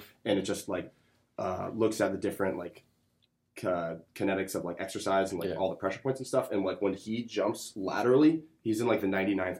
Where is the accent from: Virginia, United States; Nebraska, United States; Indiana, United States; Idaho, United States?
Virginia, United States; Northern; I'm from Northern Virginia, so I went to the Matha.